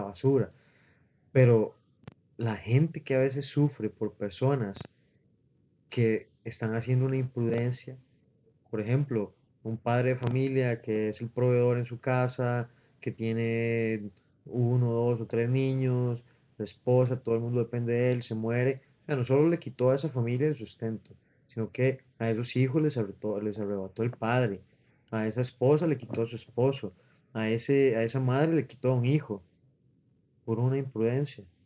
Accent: Costa Rica; como costarricenses

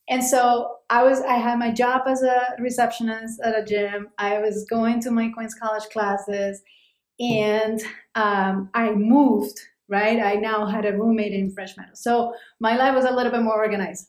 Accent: Cali, Valle del Cauca, Colombia; moved away as an adult; now in New York City, United States; I was born in Cali, Colombia.

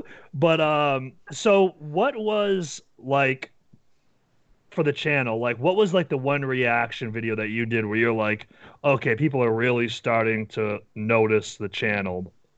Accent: New Hampshire, United States; Yeah, because we're from New Hampshire, which is, like, this small little state, like, lots of woods, and I live, like, near the beach

